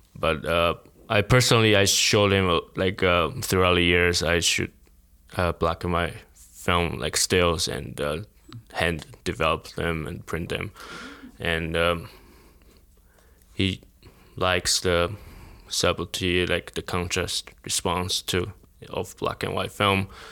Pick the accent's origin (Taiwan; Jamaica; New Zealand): Taiwan; moved away as an adult; now in United States; I came from Taiwan, like, didn't go to film school